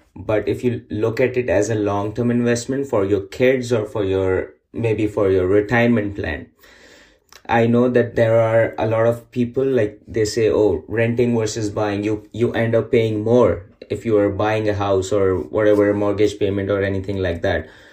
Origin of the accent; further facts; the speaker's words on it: Pakistan; moved away as an adult; now in Markham, Canada; I came here after getting married to Fatima. My hometown is Pakistan